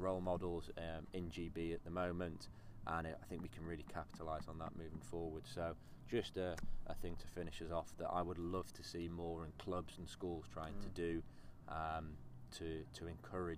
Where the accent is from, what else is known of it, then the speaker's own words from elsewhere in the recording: Yorkshire and the Humber, United Kingdom; I grew up in Yorkshire